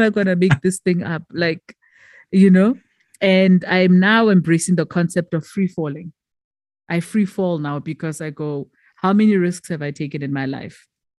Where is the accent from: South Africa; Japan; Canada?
South Africa; first language Tswana; English is a second language; And then with Motsweding now, it's my mother tongue